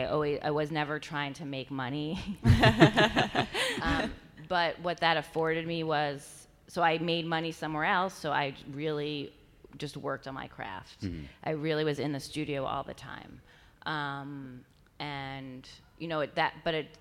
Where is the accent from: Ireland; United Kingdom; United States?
United States; New York; also born or lived in Ohio; I'm from New York